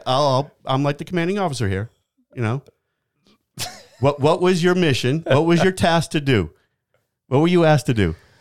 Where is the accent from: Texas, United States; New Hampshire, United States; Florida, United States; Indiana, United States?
New Hampshire, United States; moved away; I grew up in New Hampshire